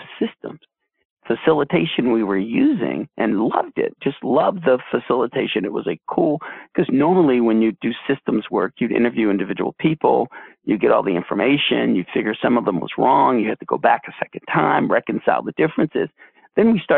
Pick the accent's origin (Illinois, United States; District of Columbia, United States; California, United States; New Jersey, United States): District of Columbia, United States; Washington; I grew up in D.C., actually. I'm a projects kid. I grew up in the projects of D.C.